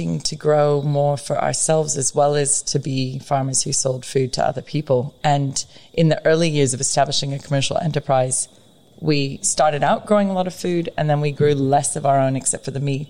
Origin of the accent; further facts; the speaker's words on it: United States; also born or lived in San Diego, California / Los Angeles, California / Oregon; now in Australia; I was raised in Oregon and California